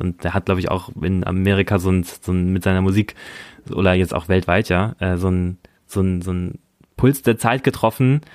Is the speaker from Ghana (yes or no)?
no; Germany; now in Berlin, Germany; Ich bin auch ein Kleinstadtjunge. Ich komme aus der Nähe von, von Hamburg, von, von, von so einer Kleinstadt